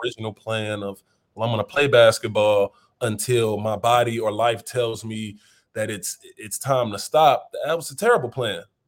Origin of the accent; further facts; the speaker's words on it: St. Louis, Missouri, United States; also born or lived in Wentzville, Missouri; now in New Orleans, United States; growing up in Saint Louis, uh, humble beginnings